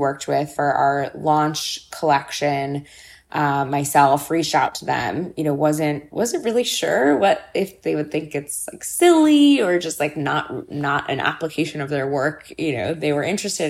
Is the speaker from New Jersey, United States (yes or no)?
no; Los Angeles, California, United States; I grew up in Los Angeles, and my mother worked in arts education my entire life